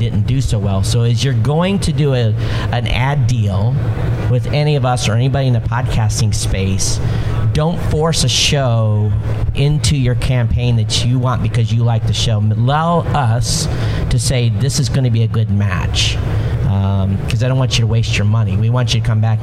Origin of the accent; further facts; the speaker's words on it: Hawaii, United States; I'm from Hawaii